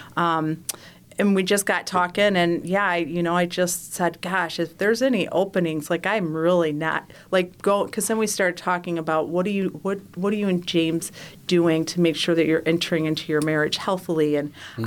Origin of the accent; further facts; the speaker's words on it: Detroit, Michigan, United States; I'm from the Detroit area